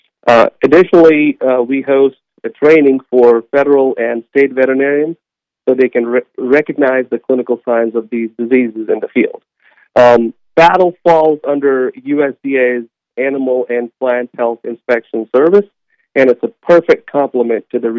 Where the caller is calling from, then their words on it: Edinburg, Texas, United States; I'm calling from Texas, Edinburgh, Texas.